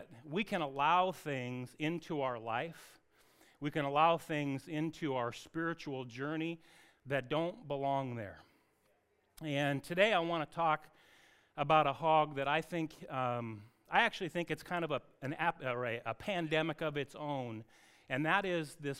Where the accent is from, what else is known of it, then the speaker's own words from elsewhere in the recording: Anacortes, Washington, United States; I grew up in Anacortes with an Evans family